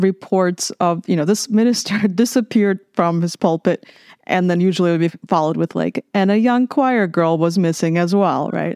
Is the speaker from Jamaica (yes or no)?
no; Minsk, Belarus; moved away as an adult; also born or lived in Lithuania / California; now in San Marcos, United States; I grew up in Minsk, Belarus